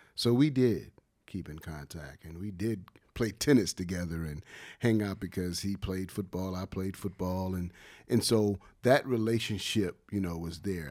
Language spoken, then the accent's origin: English; Wilmington, North Carolina, United States; moved away as an adult; also born or lived in Los Angeles / Durham / Columbus, Ohio; growing up in Wilmington and playing basketball at Dade Street Center